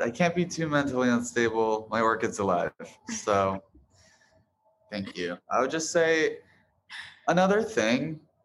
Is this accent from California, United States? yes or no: no; Boise, Idaho, United States; now in Los Angeles, United States; I was born in Boise, Idaho